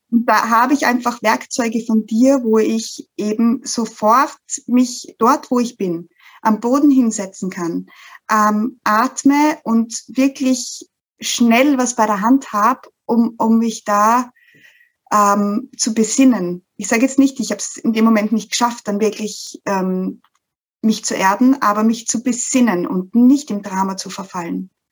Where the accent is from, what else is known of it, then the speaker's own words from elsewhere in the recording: Styria, Austria; ich aus der Steiermark komme, aus, komme aus dem schönen Österreich.